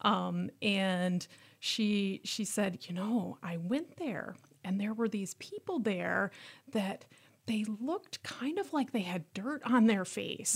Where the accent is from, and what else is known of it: Worthington, Minnesota, United States; born or raised there; moved away